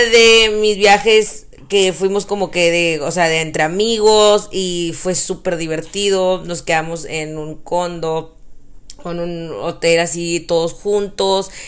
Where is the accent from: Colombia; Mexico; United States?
United States; Texas; todo está más grande en Texas, que usamos sombreros